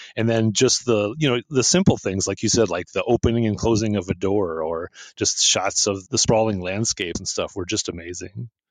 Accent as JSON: {"language": "English", "country": "United States", "said": "I am from the US"}